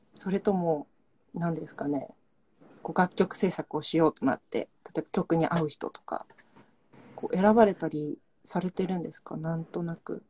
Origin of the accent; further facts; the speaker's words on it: Saga, Japan; now in Tokyo, Japan; 地元が佐賀県